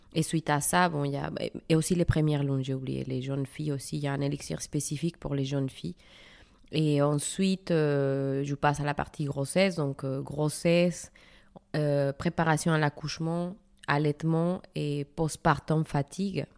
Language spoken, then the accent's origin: French; Mexico; moved away as an adult; now in France; mon pays d'origine, le Mexique.